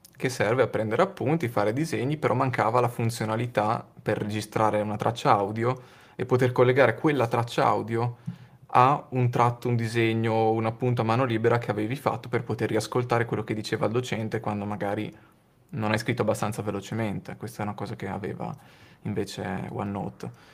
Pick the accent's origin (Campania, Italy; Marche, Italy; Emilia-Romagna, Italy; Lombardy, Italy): Emilia-Romagna, Italy; Modena; a Modena, nel mio paese